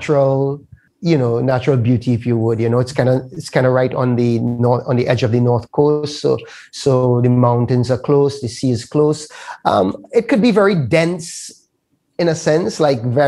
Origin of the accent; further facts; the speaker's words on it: Trinidad & Tobago; I'm from Trinidad